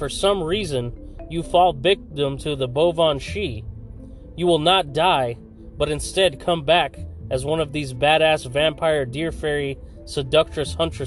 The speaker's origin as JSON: {"language": "English", "town": "Fresno", "region": "California", "country": "United States", "tie": "born or raised there", "said": "right here in Fresno, California, my hometown"}